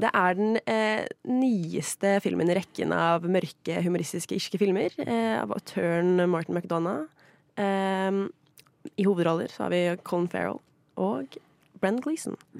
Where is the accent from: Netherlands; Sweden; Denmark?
Sweden; moved away; Jeg er jo svensk